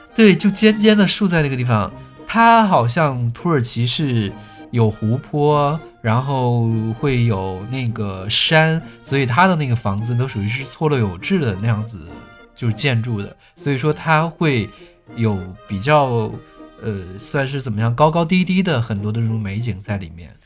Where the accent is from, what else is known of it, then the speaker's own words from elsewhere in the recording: Kaifeng, Henan, China; 我是河南开封